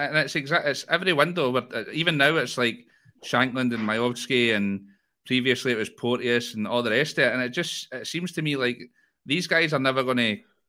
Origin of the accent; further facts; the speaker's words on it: Dundee, Scotland, United Kingdom; born there; I was born in Dundee and I've been to the Maldives.